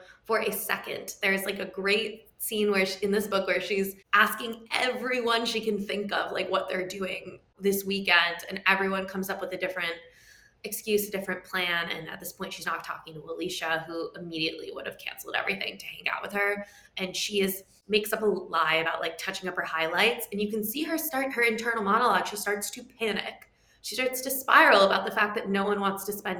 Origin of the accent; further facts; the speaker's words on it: New York City, New York, United States; I grew up in New York City, so not in Westchester